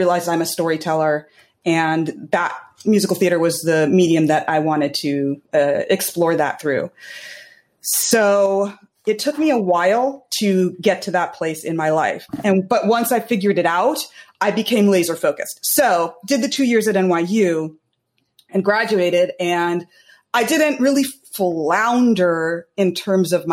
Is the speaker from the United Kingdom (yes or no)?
no; California, United States; moved away as an adult; now in New York, United States; I was born in New York, and I am also and then I grew up in California